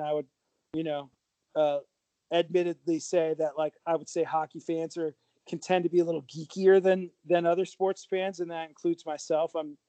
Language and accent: English; California, United States; also born or lived in Bay Area; I grew up in Southern California and then lived in the Bay Area for 11 years, said I would never come back.